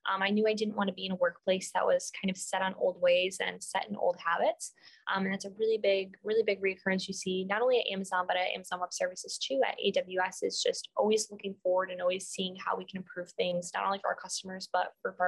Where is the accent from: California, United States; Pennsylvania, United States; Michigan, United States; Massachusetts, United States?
Michigan, United States; Detroit; moved away as an adult; also born or lived in Dallas, Texas / Whidbey Island, Washington; now in Seattle, United States; I grew up in Metro Detroit.